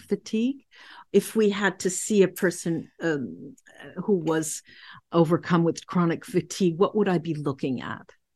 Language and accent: English; United States; I'm, I'm an American